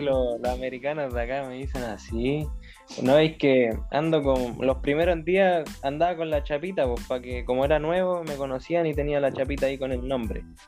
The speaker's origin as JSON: {"language": "Spanish", "country": "Chile", "moved": "yes", "lives_now": "United States", "said": "en la misma casa mía, pues allá en Chile"}